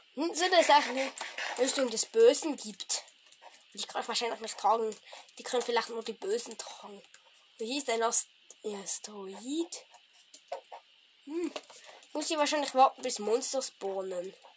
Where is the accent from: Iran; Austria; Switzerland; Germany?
Switzerland; Ich bin ein Schweizer